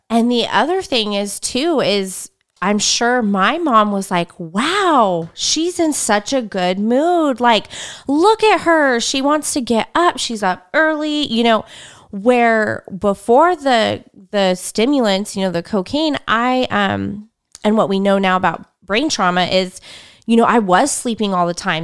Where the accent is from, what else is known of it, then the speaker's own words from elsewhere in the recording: Fresno, California, United States; I grew up in Fresno